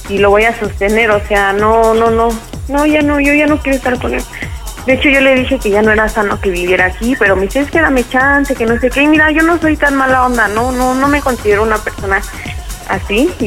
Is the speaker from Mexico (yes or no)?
yes; Ixtapaluca, State of Mexico, Mexico; De Ixtapaluca.